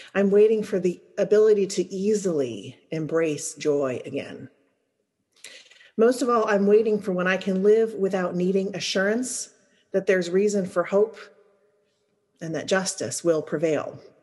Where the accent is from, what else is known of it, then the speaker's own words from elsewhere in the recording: Louisiana, United States; moved away as an adult; I'm from Louisiana